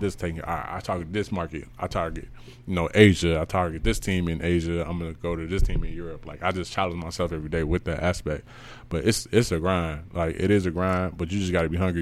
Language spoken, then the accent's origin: English; Chicago, Illinois, United States; I'm from Chicago